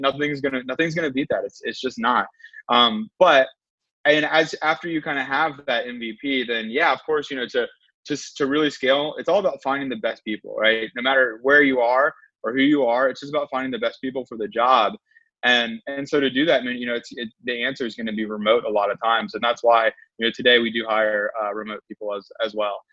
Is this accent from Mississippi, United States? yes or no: no; Winston-Salem, North Carolina, United States; moved away as an adult; also born or lived in Charlotte, North Carolina / Blacksburg, Virginia; now in San Francisco, United States; I'm originally from Winston Salem, and I lived in Charlotte for a while